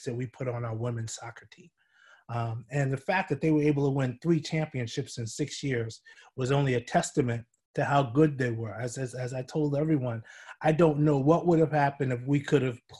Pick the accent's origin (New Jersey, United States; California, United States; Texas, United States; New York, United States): New York, United States; I'm a New Yorker